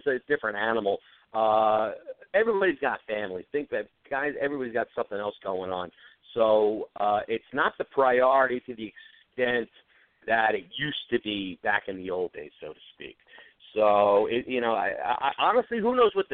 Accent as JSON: {"language": "English", "region": "New Jersey", "country": "United States", "tie": "born or raised there", "said": "I grew up in Jersey"}